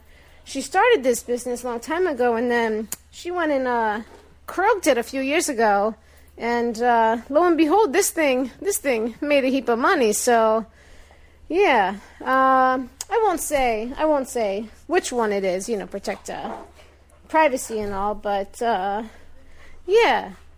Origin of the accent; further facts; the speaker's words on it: Long Island, New York, United States; So yeah, I'm from Long Island, New York. I own a bus depot up here